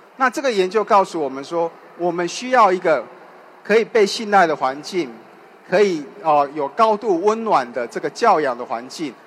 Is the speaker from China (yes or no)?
no; Taiwan; accent: Taiwanese; 就像我讲话可能有点台湾的口音一样